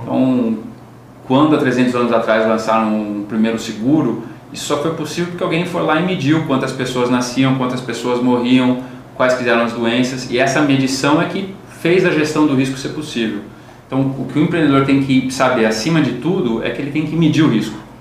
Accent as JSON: {"language": "Portuguese", "country": "Brazil", "said": "A gente, como brasileiro"}